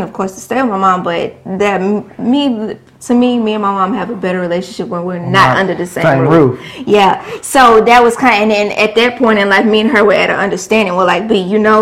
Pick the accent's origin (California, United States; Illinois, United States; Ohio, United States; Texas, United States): Texas, United States; Beaumont; also born or lived in Houston; move back to my hometown